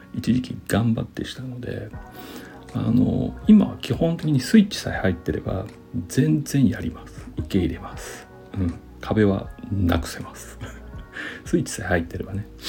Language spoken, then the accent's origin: Japanese; Nagoya, Aichi, Japan; 僕ちなみにあの生粋の名古屋人